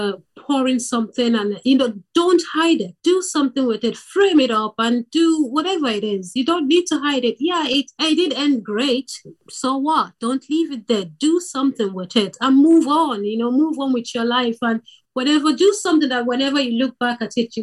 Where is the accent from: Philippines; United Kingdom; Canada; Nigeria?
Nigeria; now in Ireland; I am originally from Nigeria. I live in Ireland.